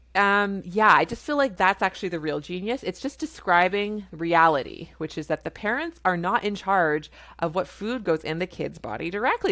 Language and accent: English; Canada; I'm a Canadian family physician